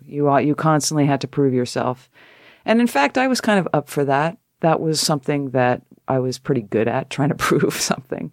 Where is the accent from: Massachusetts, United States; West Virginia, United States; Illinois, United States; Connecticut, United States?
Connecticut, United States; I'm a girl from Connecticut